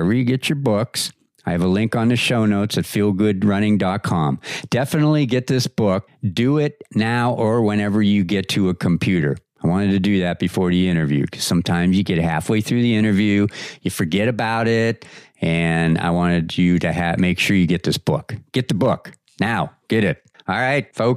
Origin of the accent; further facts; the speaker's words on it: Erie, Pennsylvania, United States; now in Maui, United States; We're both from Pennsylvania. I grew up over in Erie, PA